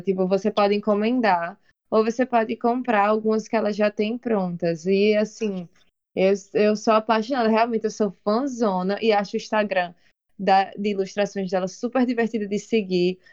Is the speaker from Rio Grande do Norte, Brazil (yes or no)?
yes; Natal, Rio Grande do Norte, Brazil; a Maternidade Januário Ciclo, onde eu nasci